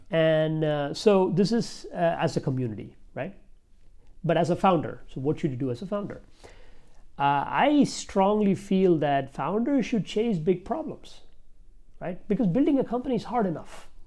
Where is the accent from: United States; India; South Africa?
India; I'm from India